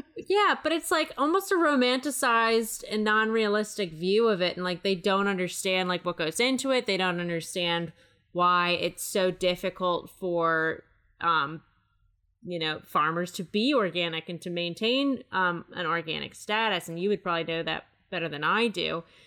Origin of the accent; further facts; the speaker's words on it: Maryland, United States; I'm from Maryland